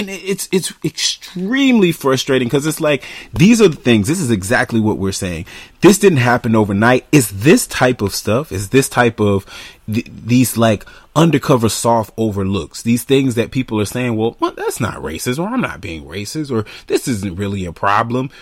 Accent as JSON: {"language": "English", "country": "United States", "said": "I'm an American"}